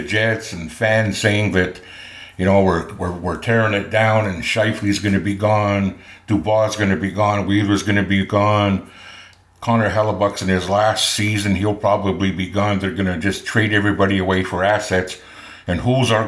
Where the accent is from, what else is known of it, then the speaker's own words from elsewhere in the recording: Winnipeg, Manitoba, Canada; Pat Doyle was a neighbor of mine that lived across the lane while we were growing up in East Kildonan.